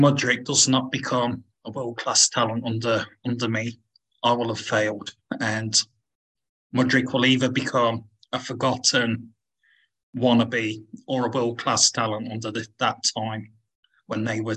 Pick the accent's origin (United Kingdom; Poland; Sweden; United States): United Kingdom; being a Brit